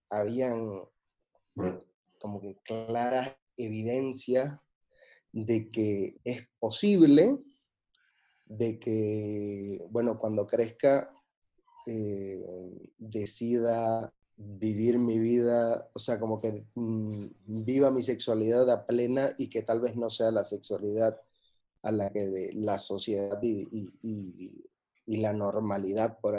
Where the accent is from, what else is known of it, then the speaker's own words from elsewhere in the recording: Santa Cruz de la Sierra, Santa Cruz, Bolivia; moved away as an adult; now in Barcelona, Spain; soy boliviano-americano